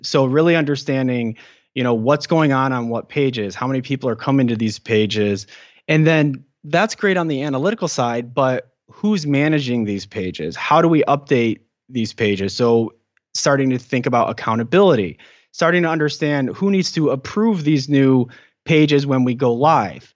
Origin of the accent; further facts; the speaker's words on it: Michigan, United States; moved away as an adult; now in California, United States; I'm from Michigan